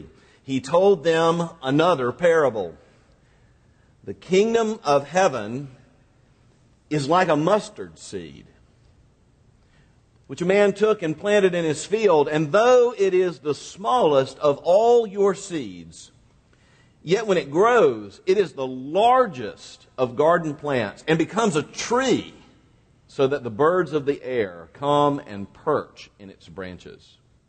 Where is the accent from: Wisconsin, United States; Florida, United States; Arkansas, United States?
Florida, United States; Quincy; moved away; also born or lived in Mississippi; Now, I come from a small town in northwest Florida called Quincy, Florida, and not unlike a lot of small towns, my hometown is primarily an agricultural community